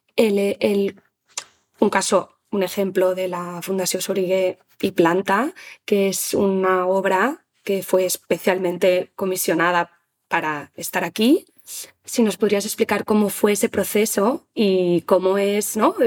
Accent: Spain

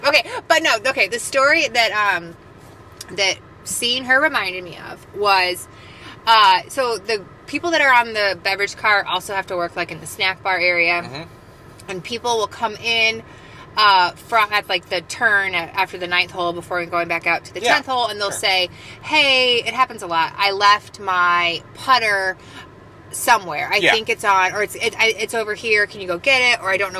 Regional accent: London, United Kingdom; accent: Cockney; I laughed at you making fun of my Cockney accent.

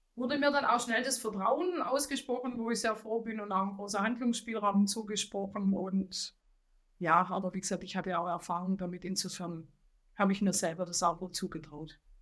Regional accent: Swabia, Baden-Württemberg, Germany; accent: Swabian; Das Schwäbische lässt sich nicht verheimlichen, aber ich äh, bin auch stolz, ein Schwabe zu sein, eine Schwäbin zu sein

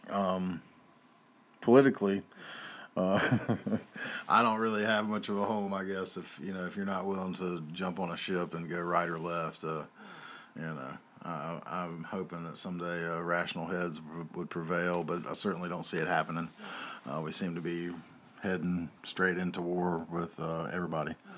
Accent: North Carolina, United States; I'm from North Carolina here

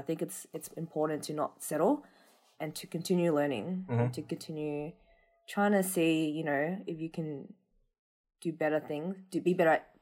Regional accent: Australia; being Vietnamese Australian

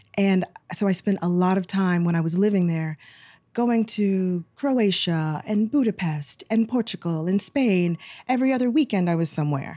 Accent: Houston, Texas, United States; moved away; I'm originally from Houston, Texas, but I have a lot of family from Saint Louis

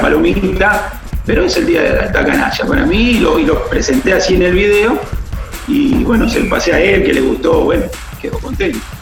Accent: Rosario, Santa Fe, Argentina; now in Buenos Aires, Argentina; yo soy nacido en Rosario, vivo en Buenos Aires, pero eh, mi familia este, es toda de allá y mi vieja se vino para Buenos Aires, se separó se vino

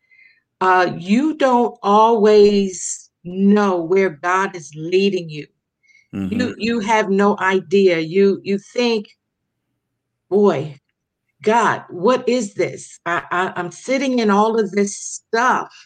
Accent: Baltimore, Maryland, United States; also born or lived in Paterson, New Jersey; now in Las Vegas, United States; I was born in Baltimore, Maryland. And then I spent over 30 years in Paterson, New Jersey. And I am now in the sunny state of Las Vegas, Nevada.

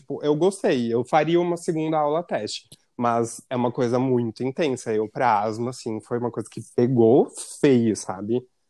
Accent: Rio Grande do Sul, Brazil

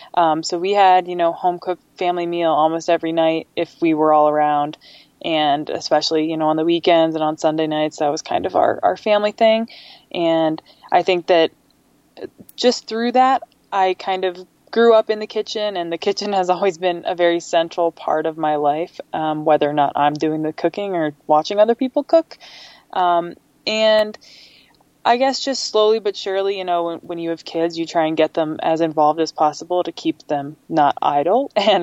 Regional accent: Nebraska, United States; So I grew up in Nebraska. We moved around a little bit. My dad was in the Army, so kind of moved around every few years growing up until we finally ended up in Nebraska for a while.

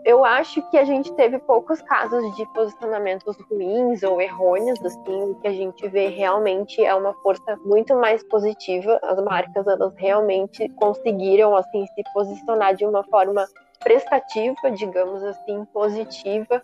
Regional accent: Brazil; nós, como brasileiros

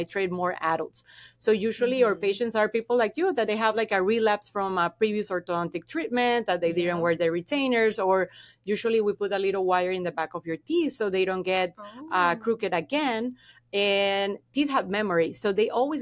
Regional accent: Venezuela; first language Spanish; English is a second language; moved away as an adult; now in Florida, United States; I am from Venezuela

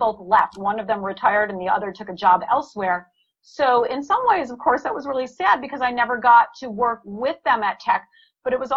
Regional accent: Detroit, Michigan, United States; I grew up outside Detroit.

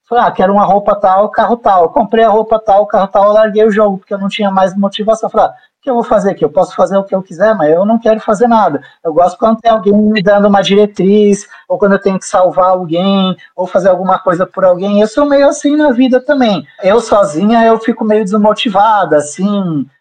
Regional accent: Brazil; sendo brasileiro

